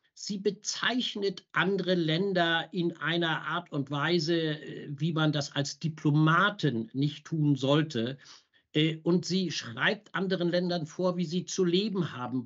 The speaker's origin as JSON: {"language": "German", "country": "Germany", "said": "wir als Deutsche"}